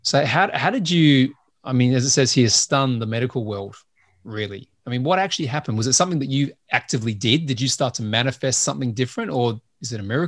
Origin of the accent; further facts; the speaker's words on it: Australia; also born or lived in United States; now in United Kingdom; So partly because I'm Australian, right? And we don't have much culture there. And I now live in the UK. I've lived in the US and my accent's all over the place.